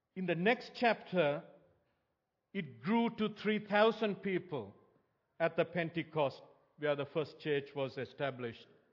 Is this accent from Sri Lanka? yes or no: yes; Sri Lanka; moved away; growing up in Sri Lanka